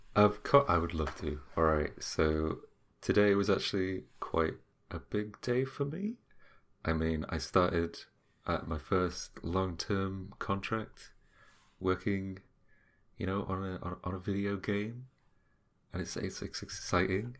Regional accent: United Kingdom; we're British, we're stubborn, we don't listen

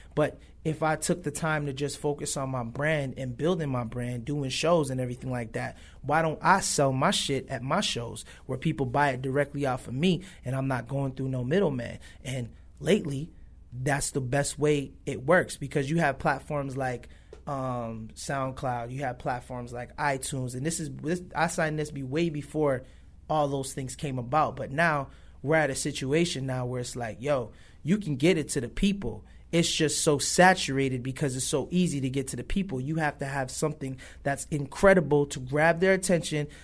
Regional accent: Buffalo, New York, United States; also born or lived in Toronto, Canada / Los Angeles; I was born in Toronto, raised in Buffalo, New York

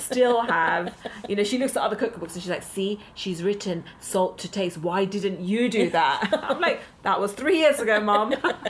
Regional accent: London, United Kingdom; I think as an Indian growing up in London

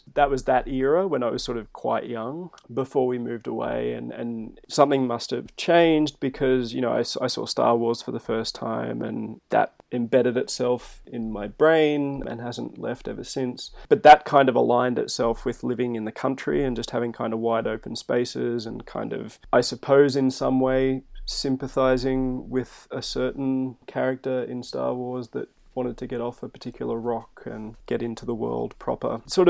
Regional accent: Melbourne, Victoria, Australia; moved away; also born or lived in Tamworth / Wollongong / Western Sydney; which is a suburb probably 12 to 15 k's east of Melbourne, CBD. From there, we moved around quite a bit. I moved from Melbourne to Tamworth, which is a very, very different city in kind of rural New South Wales.

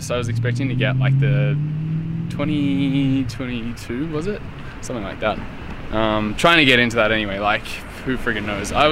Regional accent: Bundaberg, Queensland, Australia; moved away; Bundaberg. Yeah, yeah, I was born in born in Bundaberg.

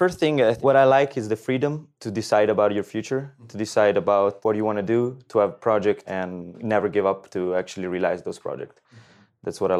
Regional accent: Rimini, Emilia-Romagna, Italy; English is a second language; now in Switzerland; I'm originally from Italy, from Rimini, known as a party town.

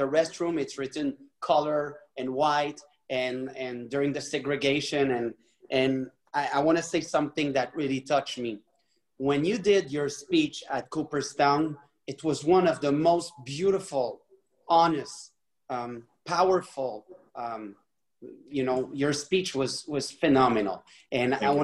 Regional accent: Mont-Royal, Quebec, Canada; first language French; English is a second language; when I was a kid, my dad made a good deal and became rich. So we moved to Mont-Royal, and it was a very nice places. And I didn't speak English at this time

